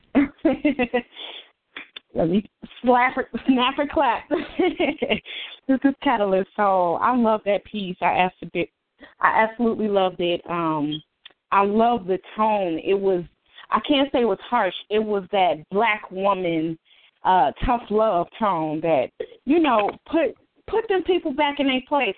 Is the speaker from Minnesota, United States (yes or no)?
yes; Minneapolis, Minnesota, United States; I'm from Minneapolis.